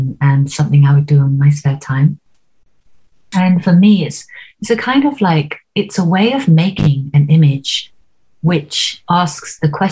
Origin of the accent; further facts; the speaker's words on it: Oxford, South East England, United Kingdom; I grew up in Oxford